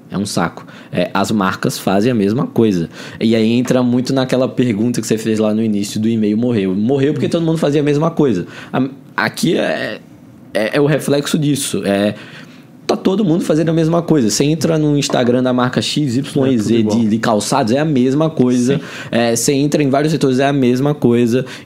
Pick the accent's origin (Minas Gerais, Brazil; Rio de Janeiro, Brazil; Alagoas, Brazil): Alagoas, Brazil; moved away as an adult; now in São Paulo, Brazil; Cara, sou é alagoano.